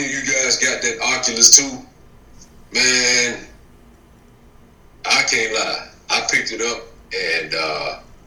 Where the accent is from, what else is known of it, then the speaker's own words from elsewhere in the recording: the South, United States; I was born and raised in the South